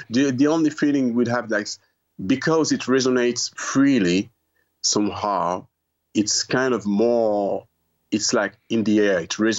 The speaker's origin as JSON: {"language": "English", "country": "France", "tie": "born there", "said": "I was born in France mainland, by the way. So I had to make, you know, a conscient effort, but not effort, but, you know, I had to do the work of going back to my roots."}